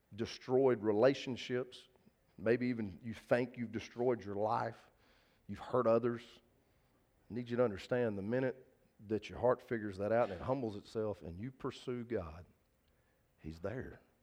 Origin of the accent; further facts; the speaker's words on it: Linden, Texas, United States; First Baptist Church Linden, where I grew up as a kid. That's the church I went to.